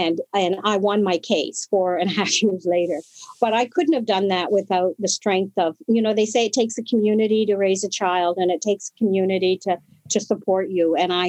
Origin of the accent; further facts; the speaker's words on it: Toronto, Ontario, Canada; also born or lived in Woodstock; I was born in Woodstock, but I grew up in Toronto, you know, because my family and network was extremely multifaceted.